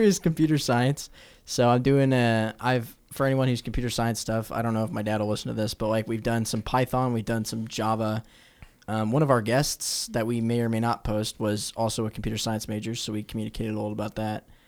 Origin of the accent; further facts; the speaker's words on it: Omaha, Nebraska, United States; I'm from Omaha, Nebraska